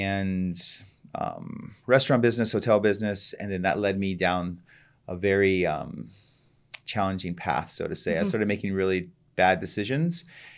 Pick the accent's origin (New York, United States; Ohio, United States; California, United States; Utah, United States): Ohio, United States; Columbus; I'm originally from Columbus, Ohio, and mm-hmm. I grew up in a very nice home